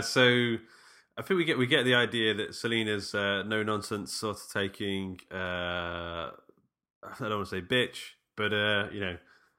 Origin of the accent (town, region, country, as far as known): Mansfield, East Midlands, United Kingdom; born or raised there